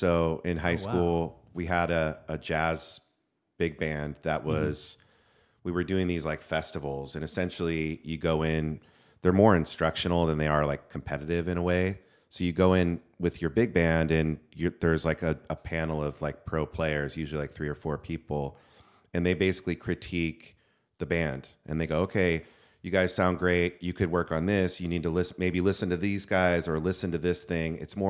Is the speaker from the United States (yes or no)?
yes; California, United States; now in San Diego, United States; I was born in Northern California. I was born in San Francisco, moved to San Diego at 18 to go to San Diego State.